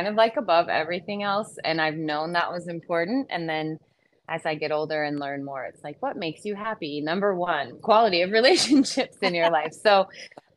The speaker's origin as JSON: {"language": "English", "region": "Iowa", "country": "United States", "tie": "born or raised there", "also_born_or_lived": "Little Rock, Arkansas / Texas", "moved": "yes", "said": "I was raised in Iowa."}